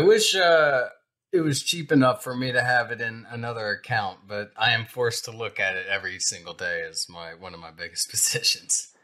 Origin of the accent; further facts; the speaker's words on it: Alabama, United States; I'm from yeah. Alabama, but I don't know this much farm jargon